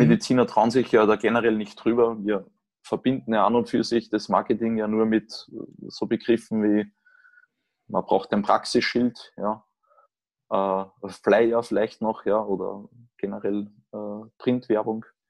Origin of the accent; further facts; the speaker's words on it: Austria; moved away as an adult; now in Germany; ich komme im Prinzip selbst als, als Österreicher nach Deutschland